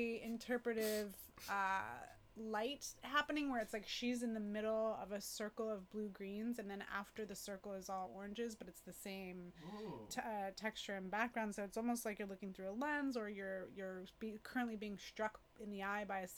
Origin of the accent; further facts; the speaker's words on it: San Francisco, California, United States; I was born and raised in San Francisco